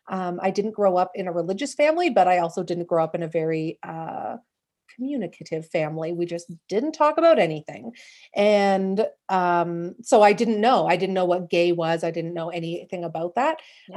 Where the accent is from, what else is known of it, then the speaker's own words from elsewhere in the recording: Calgary, Alberta, Canada; I'm from Calgary in Canada.